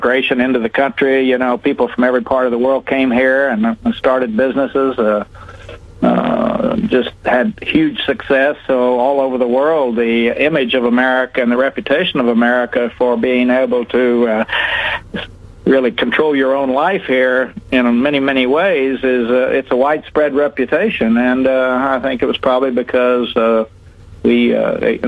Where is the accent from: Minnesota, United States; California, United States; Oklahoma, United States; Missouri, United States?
Oklahoma, United States; I grew up in Oklahoma on a little farm